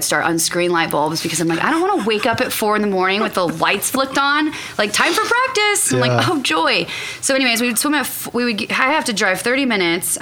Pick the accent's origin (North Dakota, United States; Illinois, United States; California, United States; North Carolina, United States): California, United States; Sacramento; also born or lived in Orlando / Austin; now in Tulsa, United States; I grew up in Sacramento, California, and I grew up a child athlete